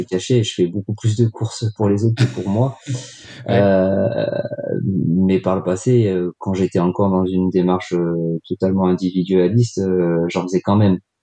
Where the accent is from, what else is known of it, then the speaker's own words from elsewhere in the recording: Grenoble, Auvergne-Rhône-Alpes, France; je suis grenoblois d'origine